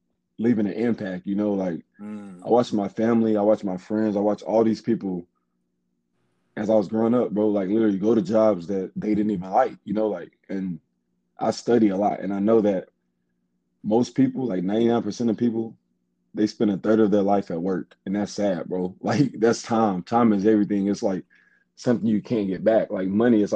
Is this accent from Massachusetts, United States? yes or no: no; Garland, Texas, United States; now in Stephenville, United States; I'm from Garland, Texas. That's like a suburb city northeast of Dallas